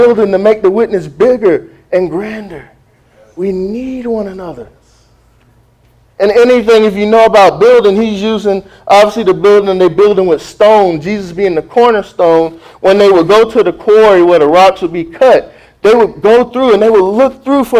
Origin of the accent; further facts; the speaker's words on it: South Florida, United States; I'm from South Florida